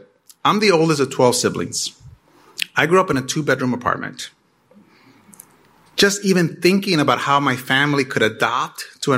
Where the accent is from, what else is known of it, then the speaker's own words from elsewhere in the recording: Chicago, Illinois, United States; also born or lived in Mexico; I immigrated to Chicago from Mexico with my family at the age of 5. I was a kid from the inner city. And I attended CPS schools. I graduated from Benito Juarez in a high school in Pilsen.